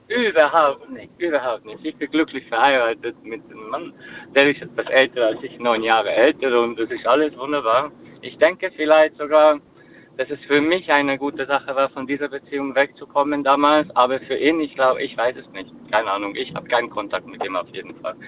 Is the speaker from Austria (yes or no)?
no; Hungary; moved away as an adult; now in Elzach, Germany; Habe für ihn mein Heimatland verlassen, kam vor Ungarn hierher